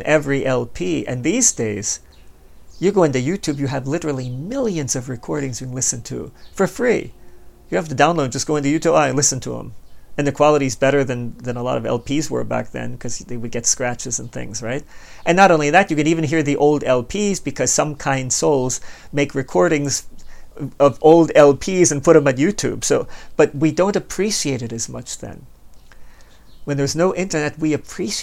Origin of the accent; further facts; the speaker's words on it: Baltimore, Maryland, United States; moved away as an adult; also born or lived in Hanover, Pennsylvania; I was born and raised in Baltimore